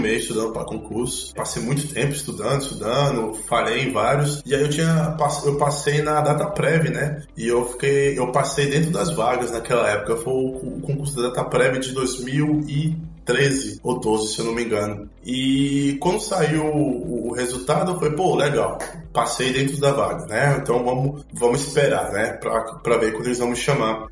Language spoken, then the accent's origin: Portuguese; Brasília, Federal District, Brazil; moved away as an adult; also born or lived in Salvador, Bahia, Brazil; now in Belgrade, Serbia; eu sou natural de Salvador, eu nasci lá e morei até os 5 anos de idade, e aí depois eu fui morar com os meus pais em Brasília, e lá eu, eu basicamente eu eu, fui criado por 16 anos